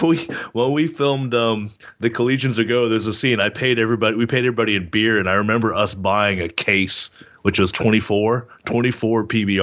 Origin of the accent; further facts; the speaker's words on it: Texas, United States; I'm from – I grew up in Texas.